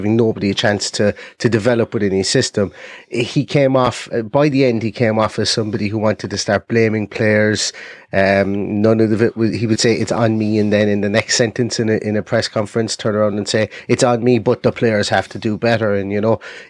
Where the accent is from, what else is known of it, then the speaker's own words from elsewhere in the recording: Ireland; accent: Irish; as you can probably guess by my accent, I'm Irish